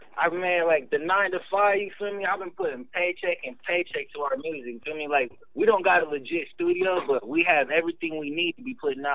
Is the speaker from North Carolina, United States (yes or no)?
no; Ukiah, California, United States; We're from Ukiah, California. That's like freaking, I say it's about 3 hours north of San Francisco, a little town out of Mendocino.